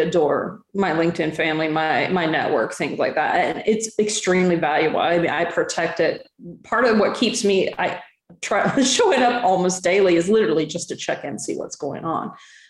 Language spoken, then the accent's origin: English; Southern US, United States; I'm from the Southern US